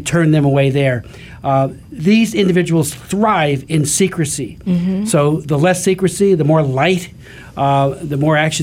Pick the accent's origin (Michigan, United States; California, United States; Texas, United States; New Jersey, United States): New Jersey, United States; Hamilton Township; my hometown of Hamilton Township, New Jersey